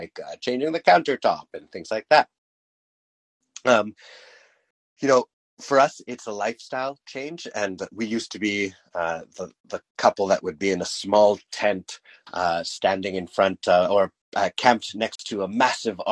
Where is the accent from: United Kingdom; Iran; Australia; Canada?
Canada; we're Canadian